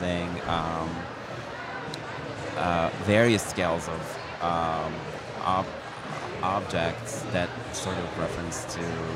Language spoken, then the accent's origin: English; Turkey; now in New York, United States; me being Turkish